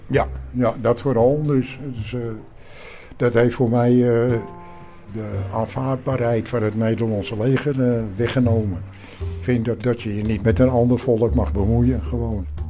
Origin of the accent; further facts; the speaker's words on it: Netherlands; als Nederlander